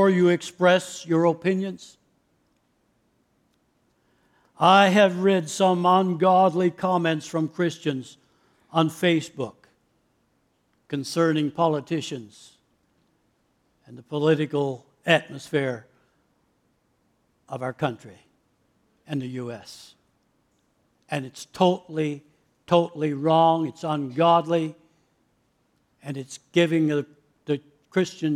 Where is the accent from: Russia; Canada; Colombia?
Canada; I was born and raised in Canada